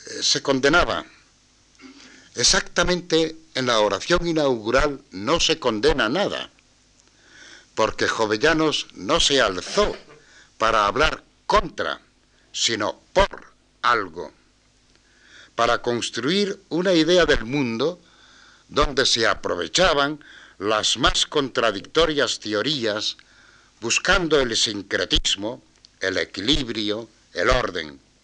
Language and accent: Spanish; Asturias, Spain; soy asturiano